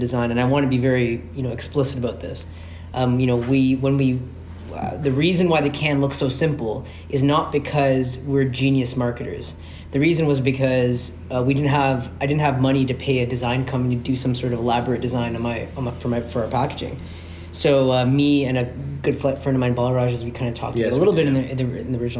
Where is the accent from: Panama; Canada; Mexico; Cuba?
Canada; Toronto, Ontario; I'm born and raised in Scarborough.